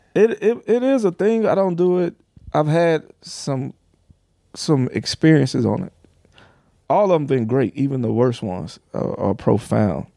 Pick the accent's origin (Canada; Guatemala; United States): United States; the South; I'm from the South